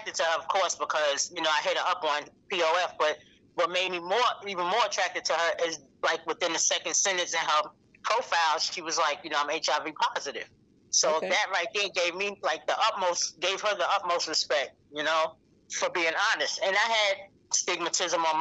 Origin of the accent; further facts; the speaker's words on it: New York City, New York, United States; moved away as an adult; also born or lived in North Carolina; now in Greenville, United States; I'm from New York City, born and raised, Harlem